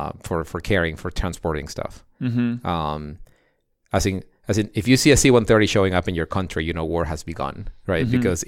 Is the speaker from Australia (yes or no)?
no; Ecuador; So I'm the son of a Russian immigrant to Ecuador, and of my father who was both of them are engineers.